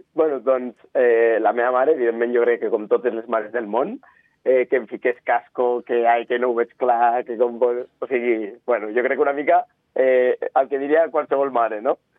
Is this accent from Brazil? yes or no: no; Andorra; soc d'Andorra